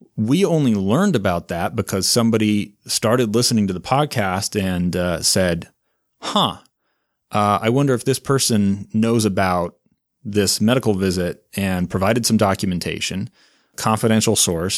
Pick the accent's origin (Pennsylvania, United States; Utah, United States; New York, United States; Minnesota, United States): Utah, United States; South Davis County; I grew up in South Davis County, went to Viewmont High School and, uh, the University of Utah